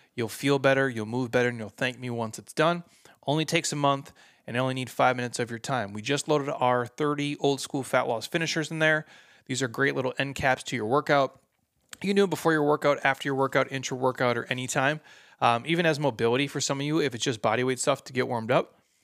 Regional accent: Midwest, United States; I'm from the Midwest

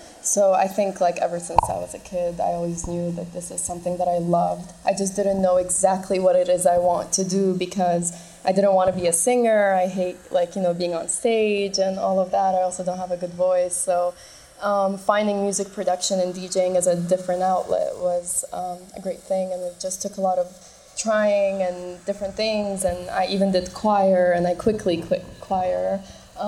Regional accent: Toronto, Ontario, Canada; moved away as an adult; also born or lived in Middle East; now in Berlin, Germany; I'm from Toronto. I started there and just moved to Europe after finished studying

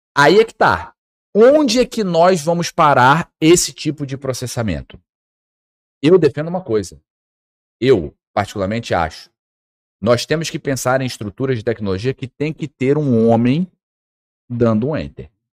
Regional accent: Porto Velho, Rondônia, Brazil; como minhoca que sou aqui de Porto Velho

